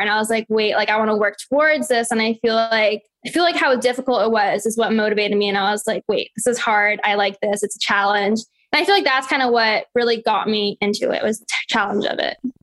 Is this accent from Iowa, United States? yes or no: no; San Francisco, California, United States; I was born in San Francisco and I was born and raised in the Bay Area